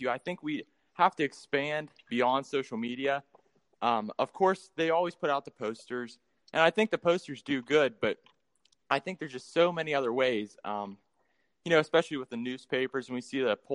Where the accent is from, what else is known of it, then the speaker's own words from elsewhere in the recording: Tionesta, Pennsylvania, United States; I'm from Tynesta, Pennsylvania. So Western